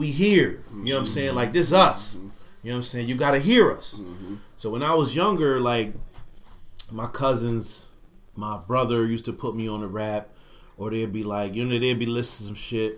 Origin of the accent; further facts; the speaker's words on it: Buffalo, New York, United States; I was born and raised in Buffalo.